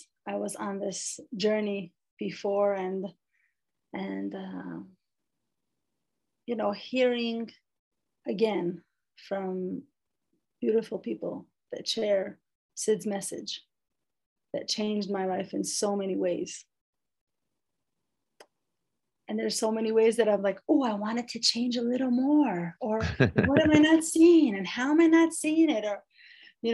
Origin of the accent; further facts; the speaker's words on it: Jerusalem, Jerusalem District, Israel; born and raised in Jerusalem, Israel